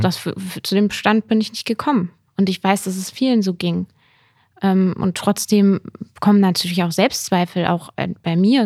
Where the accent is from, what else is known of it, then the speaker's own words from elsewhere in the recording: Lower Saxony, Germany; moved away as an adult; now in Bonn, Germany; ich komme aus Niedersac